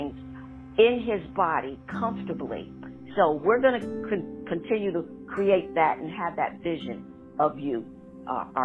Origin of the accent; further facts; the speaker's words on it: Schenectady, New York, United States; from my hometown, Schenectady, New York